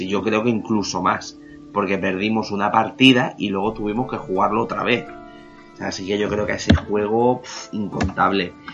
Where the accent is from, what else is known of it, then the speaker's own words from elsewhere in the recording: Spain; por ser español